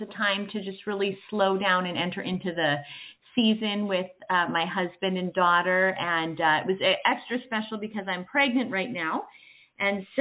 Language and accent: English; Canada; moved away as an adult; now in United States; I'm originally from Canada. I now live in the States